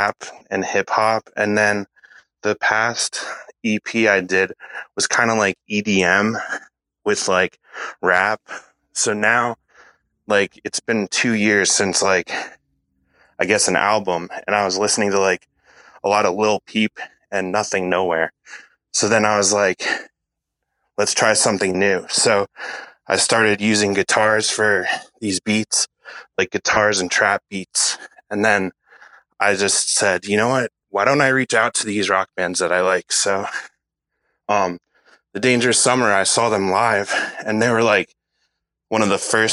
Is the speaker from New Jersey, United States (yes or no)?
yes; New Jersey, United States; I'm from New Jersey, kind of by the Jersey Shore, kind of by New York